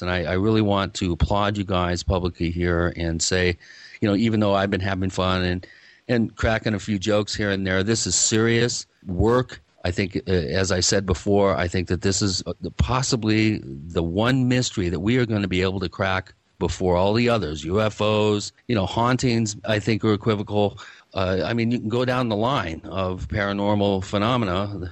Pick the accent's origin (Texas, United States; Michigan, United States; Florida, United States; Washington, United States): Washington, United States; Seattle; I grew up in the Seattle area